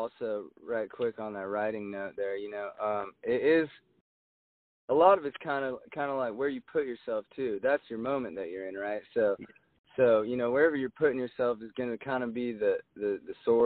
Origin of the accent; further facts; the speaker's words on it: Jacksonville, Oregon, United States; moved away; My hometown, I'm from Jacksonville, which is about 6 miles outside of Medford